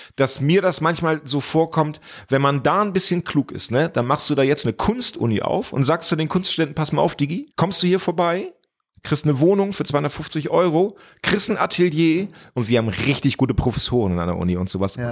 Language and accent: German; Hemmoor, Lower Saxony, Germany; born or raised there; moved away